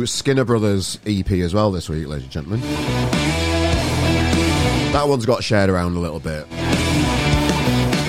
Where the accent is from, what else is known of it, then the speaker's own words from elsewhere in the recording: Sheffield, Yorkshire and the Humber, United Kingdom; now in Manchester, United Kingdom; I'm a Yorkshire lad myself. I'm from Sheffield originally. I live in Manchester now